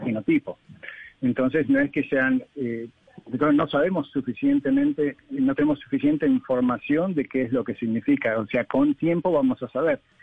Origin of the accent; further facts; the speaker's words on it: Argentina; yo soy argentino